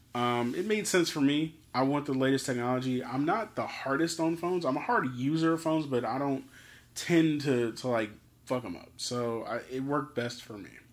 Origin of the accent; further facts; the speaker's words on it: Philadelphia, Pennsylvania, United States; I'm from Philly